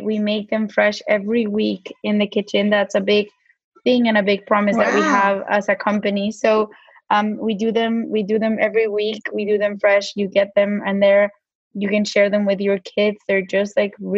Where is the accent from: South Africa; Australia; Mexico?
Mexico; accent: Mexican; my Mexican accent comes out sometimes